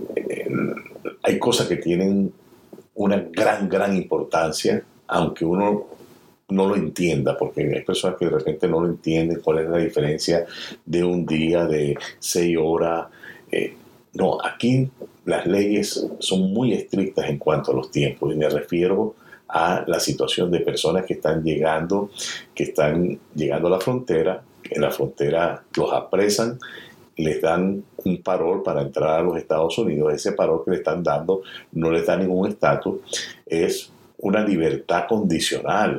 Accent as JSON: {"language": "Spanish", "country": "Venezuela", "moved": "yes", "lives_now": "United States", "said": "mi país de origen, Venezuela"}